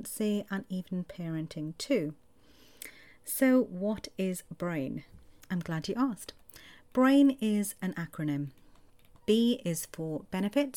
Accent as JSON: {"language": "English", "area": "Welsh", "region": "Wales", "country": "United Kingdom", "said": "Roll my R's because I'm Welsh"}